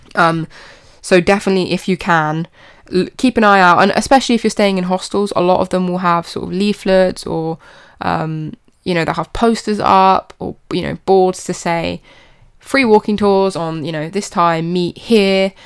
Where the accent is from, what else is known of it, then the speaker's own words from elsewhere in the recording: United Kingdom; even in my hometown